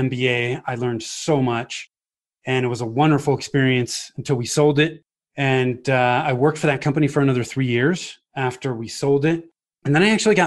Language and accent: English; Bay Area, Northern California, United States; moved away as an adult; now in Highlands Ranch, United States; So I grew up in the Bay Area in Northern California